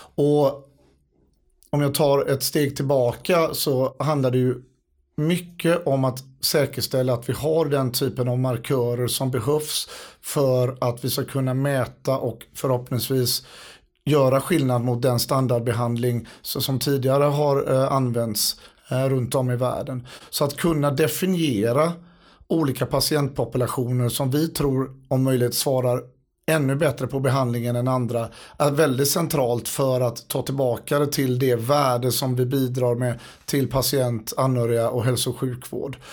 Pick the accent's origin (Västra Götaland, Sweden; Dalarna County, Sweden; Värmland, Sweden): Västra Götaland, Sweden; Gothenburg; moved away as an adult; now in United States; som göteborgare